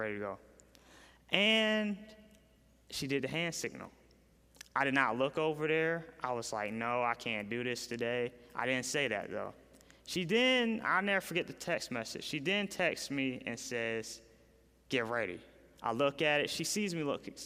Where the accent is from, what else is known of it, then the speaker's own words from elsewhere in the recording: Raleigh, North Carolina, United States; I'm from Raleigh, North Carolina